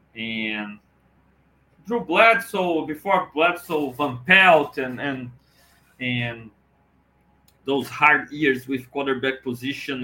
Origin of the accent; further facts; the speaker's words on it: Brazil; talking Bills with you all over the world from Brazil